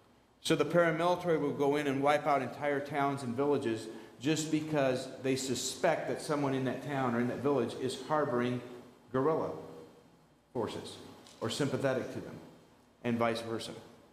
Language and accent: English; Colombia; my parents were missionaries, I grew up in Colombia. This is our 50th year of family ministry in Colombia.